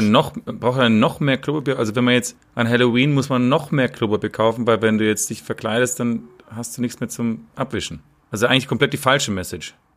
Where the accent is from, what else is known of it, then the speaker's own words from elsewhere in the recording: Berlin, Germany; als Berliner